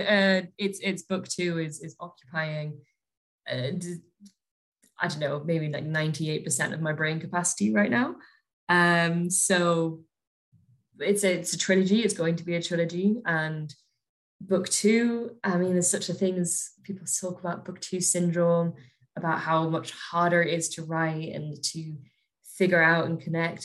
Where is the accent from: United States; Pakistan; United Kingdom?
United Kingdom; Northumberland, North East England; now in Scotland, United Kingdom; I grew up just in Northumberland, so just south of the border